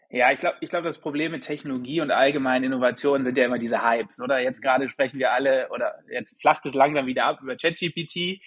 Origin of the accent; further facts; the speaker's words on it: Germany; also born or lived in St. Gallen, Switzerland; now in Vienna, Austria; ich bin gebürtiger Friese eigentlich. Mich hat es dann aber nach Wien verschlagen.